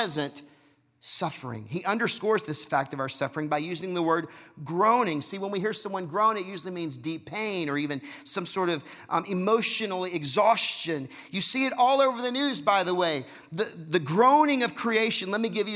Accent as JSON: {"language": "English", "region": "Texas", "country": "United States", "said": "I'm from Texas."}